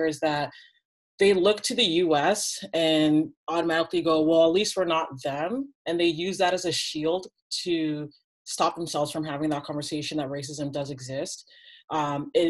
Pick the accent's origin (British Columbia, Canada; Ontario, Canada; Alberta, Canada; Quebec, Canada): Ontario, Canada; Toronto; I'm from Toronto